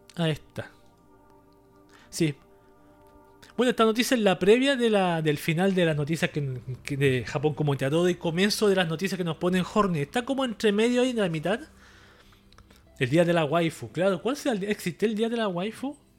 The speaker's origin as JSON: {"language": "Spanish", "country": "Chile"}